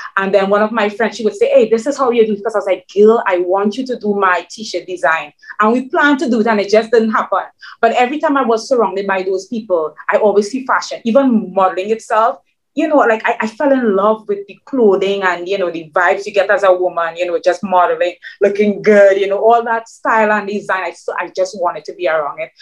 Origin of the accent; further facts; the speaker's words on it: Trinidad & Tobago; English is a second language; moved away as an adult; now in New York City, United States; my Trinidadian mix